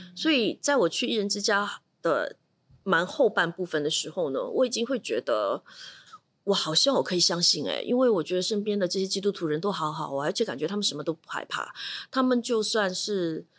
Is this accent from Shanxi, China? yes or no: no; Shanghai, China; moved away; also born or lived in Singapore; 我是上海人